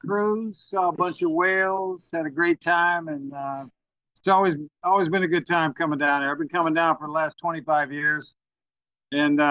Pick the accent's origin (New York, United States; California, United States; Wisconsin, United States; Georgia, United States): California, United States; Northern; moved away as an adult; also born or lived in Utah; I grew up in Northern California.